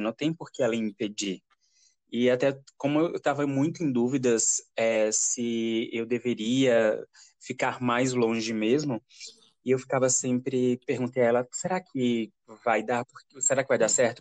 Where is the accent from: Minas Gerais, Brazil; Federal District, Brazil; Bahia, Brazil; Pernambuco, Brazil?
Pernambuco, Brazil; Caruaru; moved away as an adult; also born or lived in São Caetano; now in Curitiba, Brazil; Eu sou nasci em Caruaru na realidade, mas morava em São Caetano, depois fui para Caruaru e agora estou um pouco longe, estou morando em Curitiba